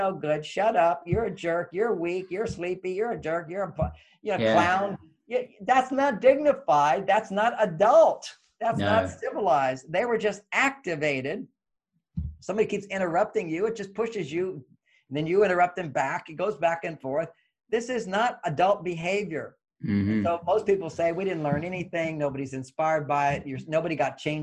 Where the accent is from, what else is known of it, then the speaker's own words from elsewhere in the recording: Texas, United States; moved away; I grew up in Texas